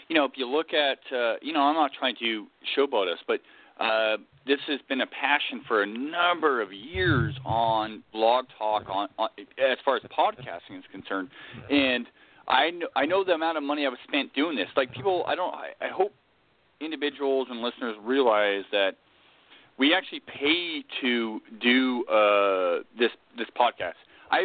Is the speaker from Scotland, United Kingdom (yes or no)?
yes; Scotland, United Kingdom; I'm Scottish.